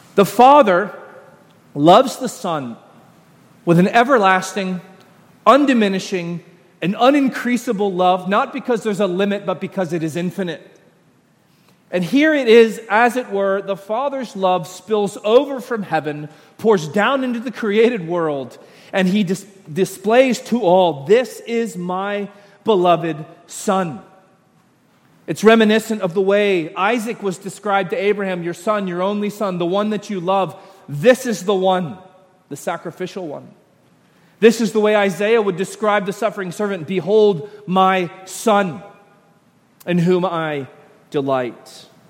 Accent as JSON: {"language": "English", "town": "Royston", "region": "Georgia", "country": "United States", "said": "I'm from Royston, Georgia"}